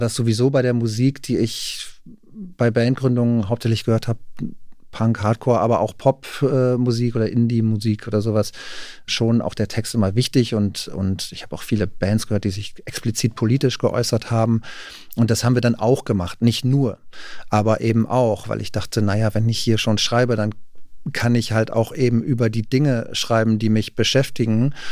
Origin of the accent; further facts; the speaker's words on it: Rheine, North Rhine-Westphalia, Germany; now in Berlin, Germany; Rheine zum Beispiel, wo ich herkomme